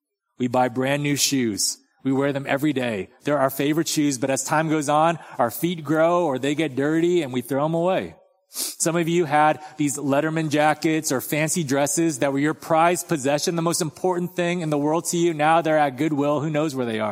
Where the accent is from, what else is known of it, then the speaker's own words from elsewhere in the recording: Torrance, California, United States; now in Texas, United States; in Torrance, where I grew up